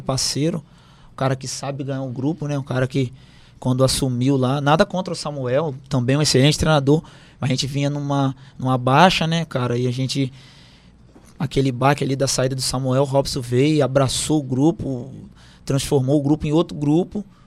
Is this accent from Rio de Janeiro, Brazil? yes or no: yes; bordering Espírito Santo, interior of Rio de Janeiro state, Brazil; moved away as an adult; also born or lived in Switzerland; now in Bragança, Brazil; eu sou do interior do estado do Rio, né? Divisa com o Espírito Santo